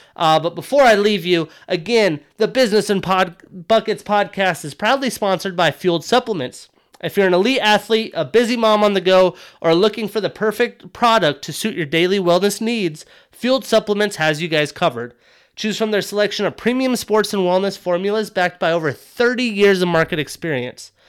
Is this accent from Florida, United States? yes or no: no; Wyoming, United States; now in Montana, United States; I grew up in Wyoming, close to, uh, Colorado